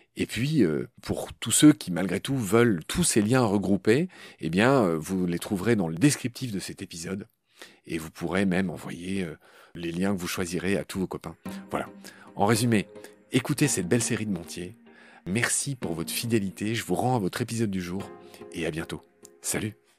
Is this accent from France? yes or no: yes; Grand Est, France; en Haute-Marne, dans le Grand Est, c'est ma région natale